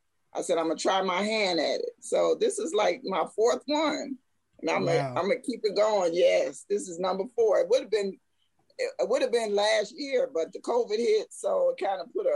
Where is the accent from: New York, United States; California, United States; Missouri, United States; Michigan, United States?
Missouri, United States; St. Louis; now in Atlanta, United States; But yeah, I'm originally from St. Louis, but I've been in Atlanta about over 30 years.